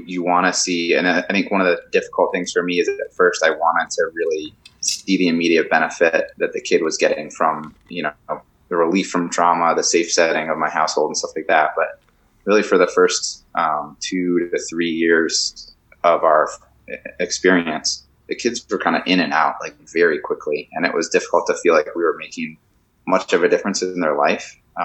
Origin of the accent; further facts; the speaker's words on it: Connecticut, United States; moved away; I'm from Connecticut originally